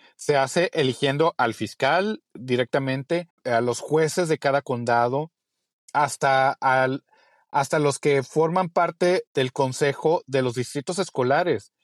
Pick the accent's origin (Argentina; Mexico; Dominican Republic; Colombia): Mexico; moved away as an adult; now in Texas, United States; como mexicanos